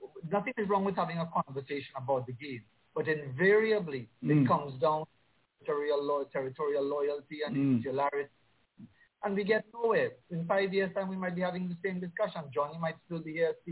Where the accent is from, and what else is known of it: Trinidad & Tobago